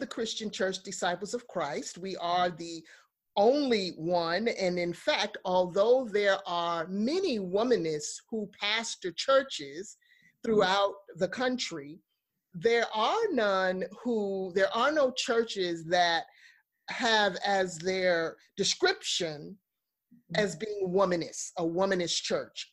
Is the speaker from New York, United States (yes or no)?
yes; New York, United States; Growing up in New York and working with children, young people in the inner city